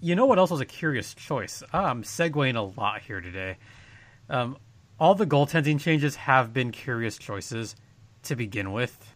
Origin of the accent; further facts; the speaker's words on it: Southern California, United States; we're from SoCal